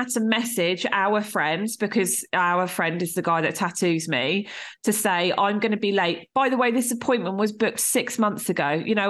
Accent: Portsmouth, South East England, United Kingdom; I grew up in Portsmouth

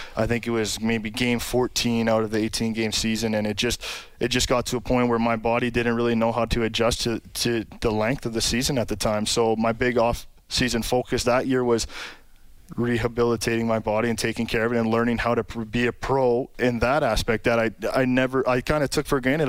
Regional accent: Sault Ste. Marie, Ontario, Canada; Sault Ste. Marie, Ontario, a little uh, northern town

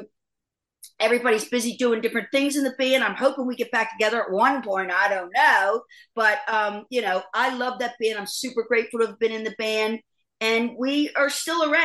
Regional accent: East Coast, United States; now in Los Angeles, United States; I love living here, but I am definitely an East Coast girl

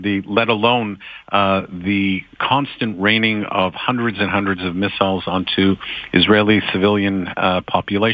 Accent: Canada; as a Canadian

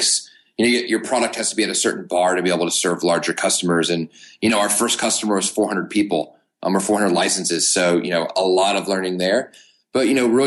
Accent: Knoxville, Tennessee, United States; now in Chattanooga, United States; born and raised in Knoxville, Tennessee. I currently live in Chattanooga, Tennessee

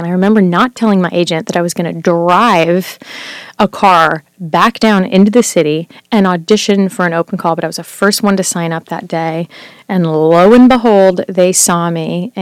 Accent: Visalia, California, United States; moved away as an adult; also born or lived in Cincinnati, Ohio; now in New York, United States; I grew up in Visalia

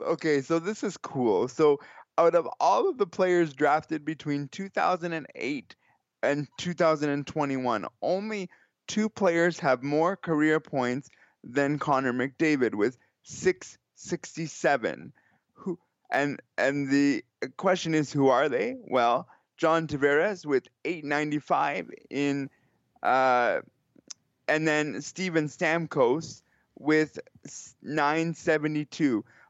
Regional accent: Kitchener, Ontario, Canada; I'm from Kitchener, Ontario, which is just a stone's throw from here.

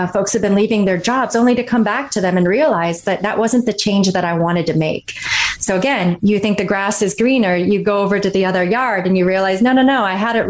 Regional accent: Kalkaska, Michigan, United States; moved away as an adult; I grew up in Northern Michigan, a really small town called Kalkaska

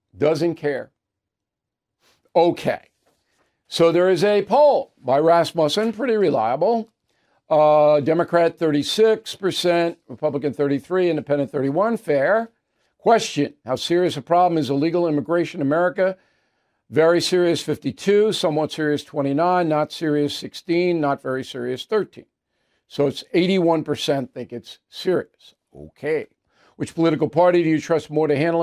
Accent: New Jersey, United States; I'm from Jersey

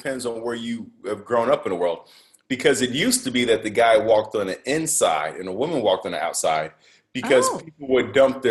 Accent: Chicago, Illinois, United States; now in San Diego, United States; I grew up in Rogers Park, so it's like I grew up between Loyola University and Northwestern.

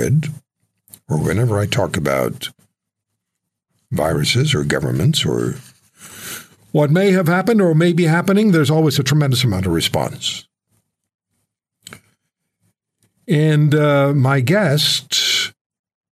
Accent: Canada; we're Canadian

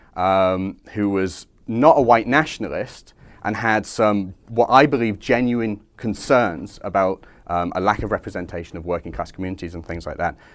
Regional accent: Skelmersdale, North West England, United Kingdom; Scam, my hometown

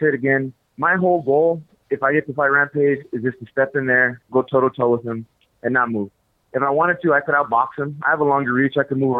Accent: El Paso, Texas, United States; Oh, no. No, of course not. When I was young, we all used to go to Juarez. It was before it got crazy.

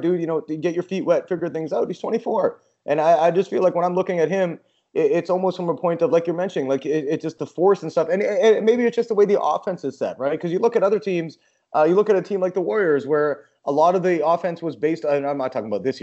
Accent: Vancouver, British Columbia, Canada; I'm from Vancouver. I was a Grizzlies fan growing up

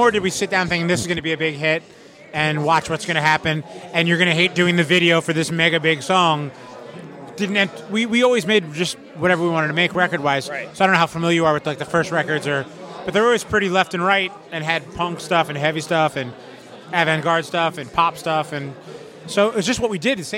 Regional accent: Florida, United States; Uh, the Miami Fort Lauderdale area.

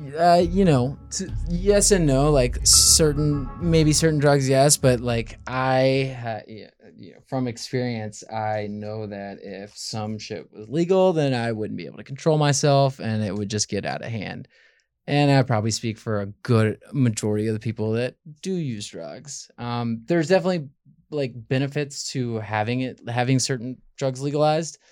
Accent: Memphis, Tennessee, United States; moved away as an adult; born and raised in Memphis

